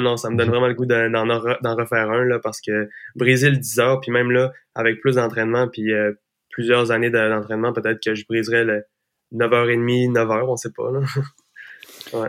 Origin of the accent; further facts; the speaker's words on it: Gaspésie, Quebec, Canada; je viens de la Gaspésie, on a plein de sentiers pédestres, puis j'ai toujours fait de la trail